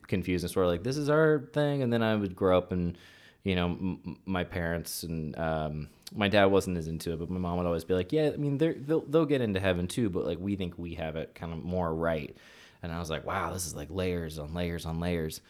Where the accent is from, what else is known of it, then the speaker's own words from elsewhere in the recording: the South, United States; I pride myself in, on some weird level of being from the South